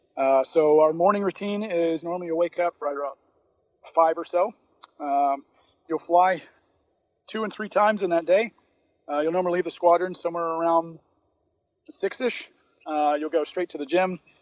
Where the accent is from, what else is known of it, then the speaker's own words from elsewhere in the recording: Atlanta, Georgia, United States; I grew up in Atlanta